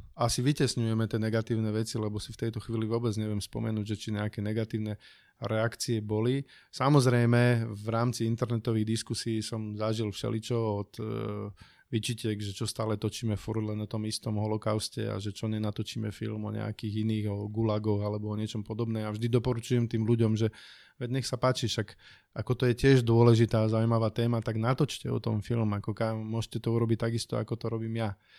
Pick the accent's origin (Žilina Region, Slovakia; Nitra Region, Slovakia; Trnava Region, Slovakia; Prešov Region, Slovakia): Prešov Region, Slovakia; from below the Tatras; moved away; also born or lived in Bratislava area; pochádzam z Tatier, teda spod Tatier